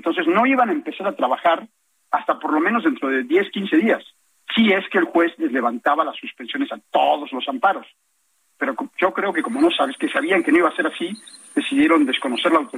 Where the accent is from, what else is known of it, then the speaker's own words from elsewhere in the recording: Naucalpan de Juárez, State of Mexico, Mexico; Creyendo que soy extranjero por la forma en la que hablo, para todos, soy de Naucalpan, de Juárez, soy mexicano, mexicano, pero viví mucho tiempo fuera.